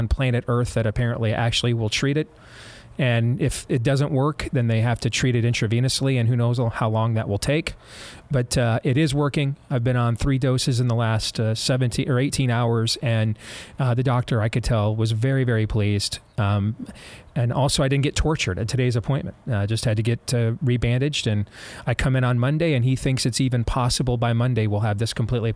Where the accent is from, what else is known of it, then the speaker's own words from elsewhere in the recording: Grand Rapids, Michigan, United States; moved away; it's my hometown